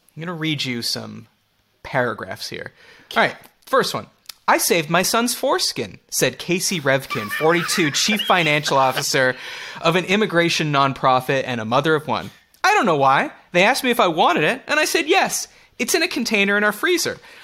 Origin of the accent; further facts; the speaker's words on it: Canada; We're both Canadian